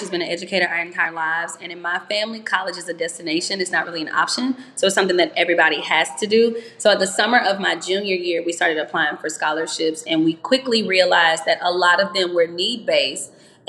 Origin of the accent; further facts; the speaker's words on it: Louisiana, United States; I'm from Louisiana.